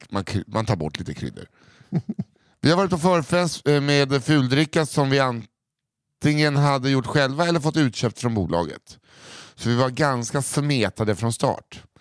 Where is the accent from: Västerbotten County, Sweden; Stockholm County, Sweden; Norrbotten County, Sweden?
Norrbotten County, Sweden; Kiruna; Långt i norr finns en stad som heter Kiruna. Varför läser jag som att det vore... Kiruna. Kiruna. Där har jag vuxit upp.